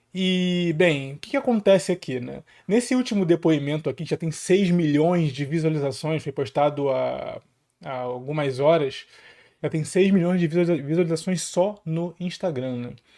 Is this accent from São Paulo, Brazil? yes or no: no; Rio de Janeiro, Brazil; eu sou aqui do Rio de Janeiro, né? Favela para todos os lados, criado e nascido